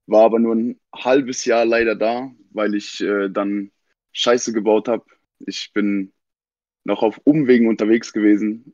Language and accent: German; Mannheim, Baden-Württemberg, Germany; Ich bin in the surgery geboren in Mannheim